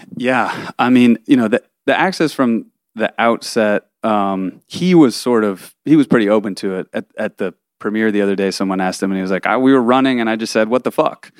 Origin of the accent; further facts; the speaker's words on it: Boston, Massachusetts, United States; moved away; also born or lived in Texas; I'm from Boston originally